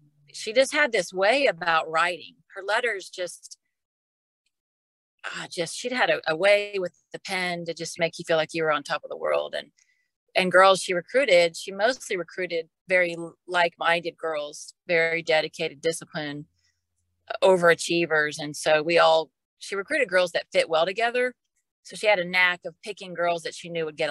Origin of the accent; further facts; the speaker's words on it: Dallas, Texas, United States; I grew up in Dallas